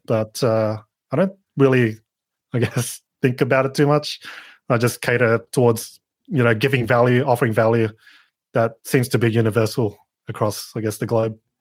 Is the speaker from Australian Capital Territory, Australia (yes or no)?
no; Sydney, New South Wales, Australia; I'm from Down Under, Sydney, Australia